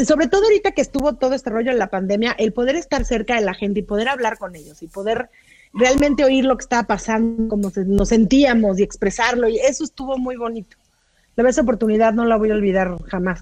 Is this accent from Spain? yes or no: no; Mexico; now in Los Angeles, United States; yo soy mexicanísima y en Los Ángeles